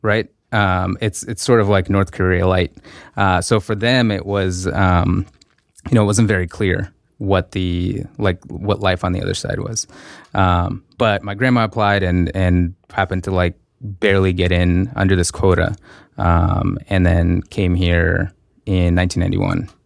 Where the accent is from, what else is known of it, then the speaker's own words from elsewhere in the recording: Russia; moved away; I grew up in Russia